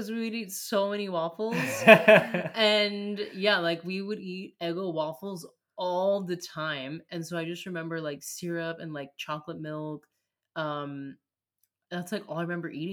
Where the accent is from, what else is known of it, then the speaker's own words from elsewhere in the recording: United States; as an American